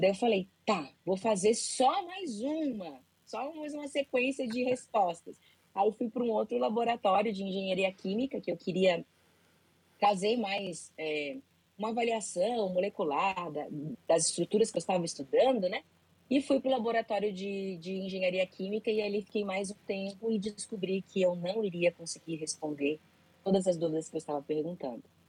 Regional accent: Florianópolis, Santa Catarina, Brazil; now in Balneário Camboriú, Brazil; eu moro em Balneário Camboriú, sou de Florianópolis, mas moro em Balneário Camboriú

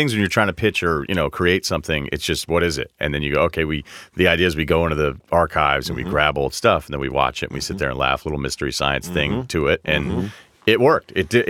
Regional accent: Massachusetts, United States; I'm from Mass, so Mass.

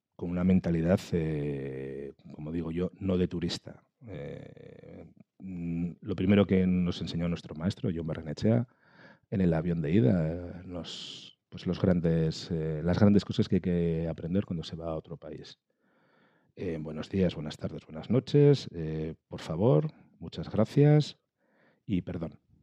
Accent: Galdakao, Basque Country, Spain; soy chaval de Galdácano en su momento, pues con seis años para siete

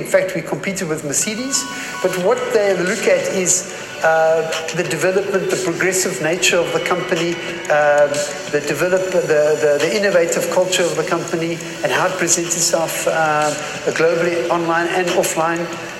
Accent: South Africa; moved away as an adult; now in Germany; I'm a South African, ex-South African, which we relocated to Germany in 2010. And so hence the South African heritage.

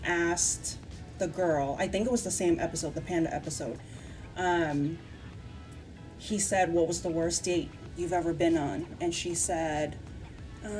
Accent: United States; as an American

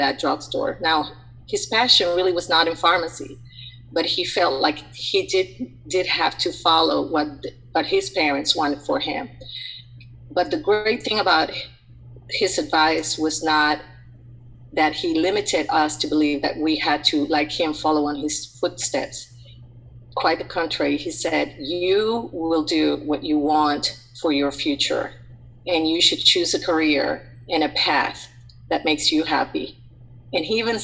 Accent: Puerto Rico; moved away as an adult; also born or lived in Atlanta; I'm originally from Puerto Rico, born and raised in a coastal town

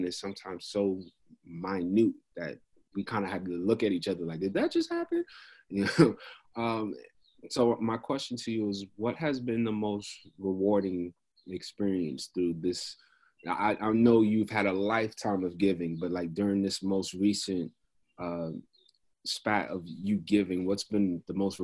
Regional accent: New York City, New York, United States; I grew up in Queens

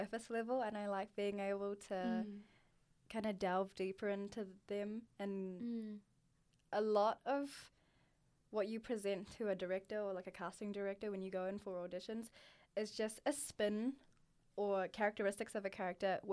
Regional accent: Auckland, New Zealand; growing up in Auckland

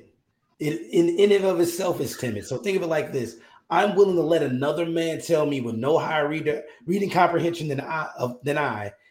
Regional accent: United States; as an American

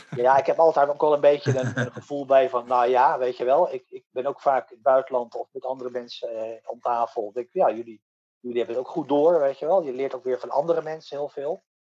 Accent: Netherlands

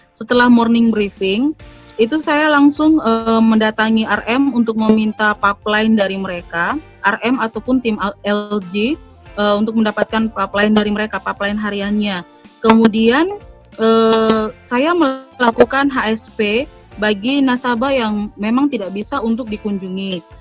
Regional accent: Papua, Indonesia; saya menggunakan bahasa yang mudah mereka pahami karena kami di Papua kan dengan dialek dialek kami

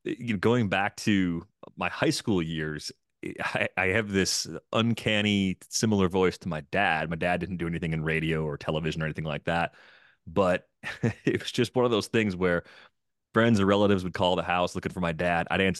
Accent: Waukesha, Wisconsin, United States; My dad's job moved my whole family to the Milwaukee area. So I grew up in Waukesha. I eventually went to college at UW-Madison.

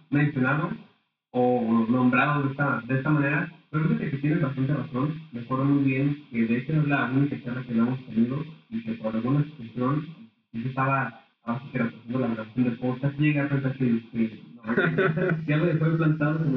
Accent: Aguascalientes, Mexico; aquí en el estado de Aguascalientes

